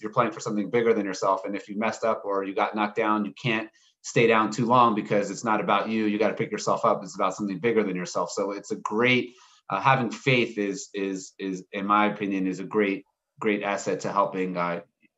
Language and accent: English; Baltimore, Maryland, United States; moved away as an adult; now in Jerusalem, Israel; I grew up in Maryland